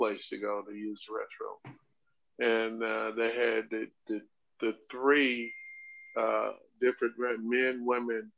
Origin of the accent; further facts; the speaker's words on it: Chipley, Florida, United States; also born or lived in Dothan, Alabama; my hometown, Chipley, Florida